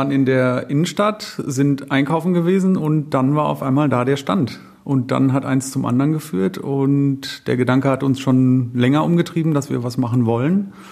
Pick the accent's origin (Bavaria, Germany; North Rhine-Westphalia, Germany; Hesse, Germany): North Rhine-Westphalia, Germany; now in Munich, Germany; Wir kommen nicht aus München, wir kommen aus dem, also ich aus dem Münsterland, Jennifer aus dem Ruhrgebiet.